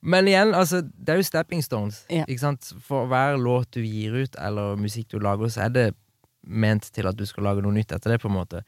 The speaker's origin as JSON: {"language": "Norwegian", "town": "Kristiansand", "region": "Agder", "country": "Norway", "tie": "born or raised there", "said": "Bodde hjemme i Kristiansand"}